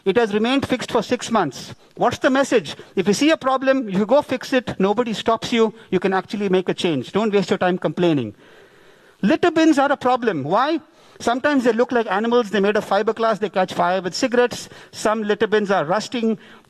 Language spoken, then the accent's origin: English; India; I'm an Indian